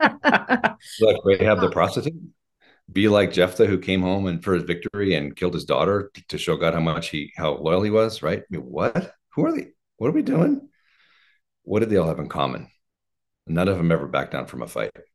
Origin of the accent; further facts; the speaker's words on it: Oregon, United States; now in Colorado, United States; I was raised in Oregon